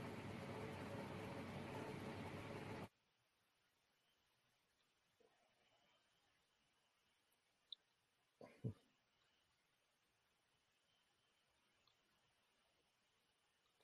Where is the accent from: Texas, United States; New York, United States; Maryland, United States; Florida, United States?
New York, United States; Growing up in New York